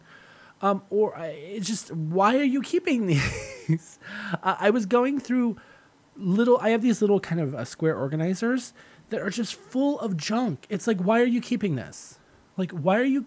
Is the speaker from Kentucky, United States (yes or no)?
no; Southern California, United States; moved away; I'm from Southern California and it doesn't rain that often there